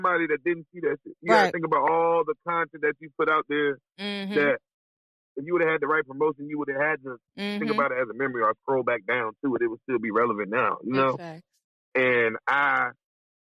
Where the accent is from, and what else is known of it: Virginia, United States